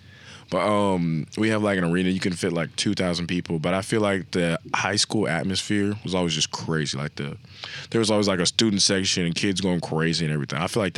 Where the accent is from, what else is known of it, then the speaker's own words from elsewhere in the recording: Dallas, Texas, United States; I'm from Dallas